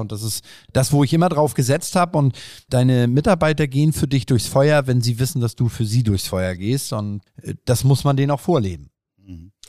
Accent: Bad Segeberg, Schleswig-Holstein, Germany; ich bin in Bad Segeberg groß geworden. Wer Bad Segeberg nicht kennt, äh, äh, in Schleswig-Holstein, kleines Kleinstadt

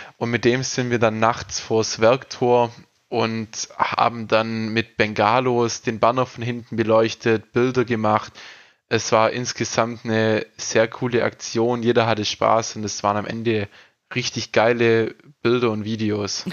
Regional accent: Ostalbkreis, Baden-Württemberg, Germany; Ich bin aus dem Ostalbkreis quasi, aus dem Landkreis

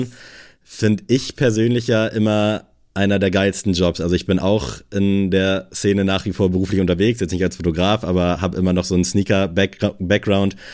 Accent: Buxtehude, Lower Saxony, Germany; moved away; also born or lived in Kiel; ich komme aus Buxtehude

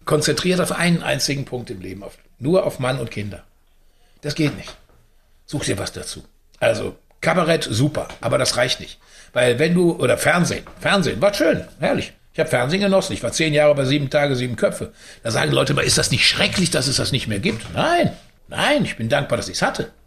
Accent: Unna, North Rhine-Westphalia, Germany; Unna liegt ja in Westfalen, also ich bin in Westfalen geboren und mit dem Rheinland dann dick geworden

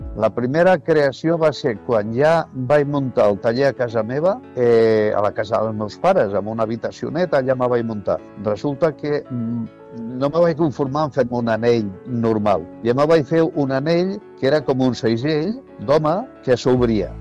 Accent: Tarragona, Catalonia, Spain; also born or lived in Altafulla; soc de Tarragona, soc nascut a 1950 a la plaça del Paiol

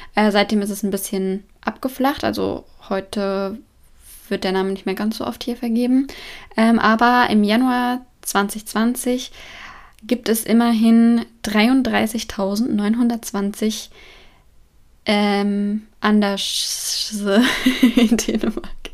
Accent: Germany; moved away as an adult; now in Sweden; als Deutsche

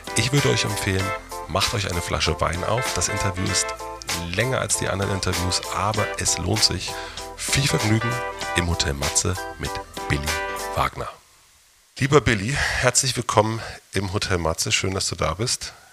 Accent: East Germany, Germany; ich bin auch in der DDR groß geworden

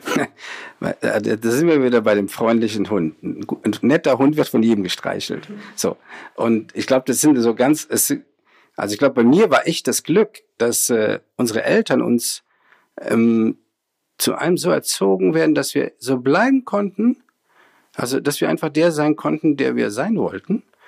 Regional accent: Rhineland, Germany; also bin ja Rheinländer, bin da groß geworden

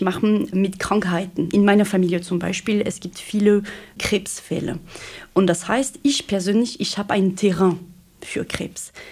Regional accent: France; accent: French; German is a second language; moved away as an adult; now in Germany; Ich bin Französin, wie man das am Akzent wahrscheinlich schon erkannt hat. Und ja, ich bin in Deutschland seit 2010

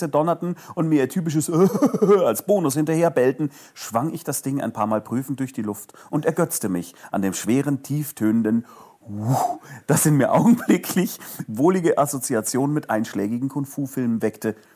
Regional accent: Munich, Bavaria, Germany; Jetzt ist München ja sowas wie Fußballhauptstadt und egal wohin ich komme auf dem Erdenrund, sobald ich meine Heimatstadt erwähne, werde ich gelöchert mit Fragen über Fußball

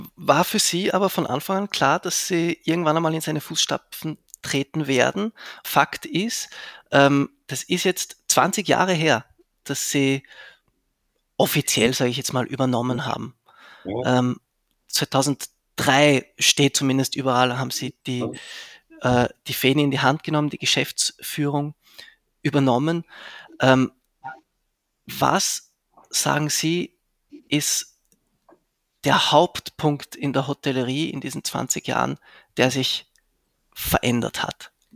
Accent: Zurich, Switzerland; also born or lived in Vienna, Austria; now in Graz, Austria; ich bin ja ursprünglich aus, also ich bin in Zürich aufgewachsen

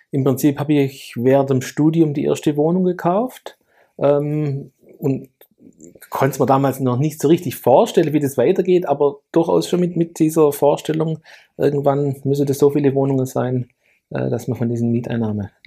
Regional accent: Lake Constance, Germany; ganz stark fokussiert auf äh, meine Heimatregion Bodensee.

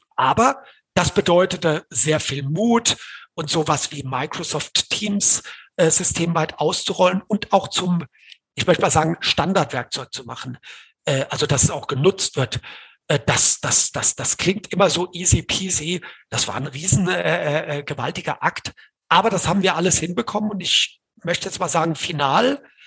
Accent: Hesse, Germany; ich als Hesse

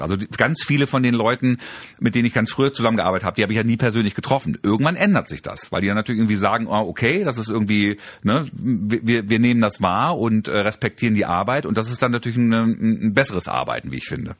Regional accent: Germany; meine Eltern sind türkisch, ich bin in Deutschland geboren

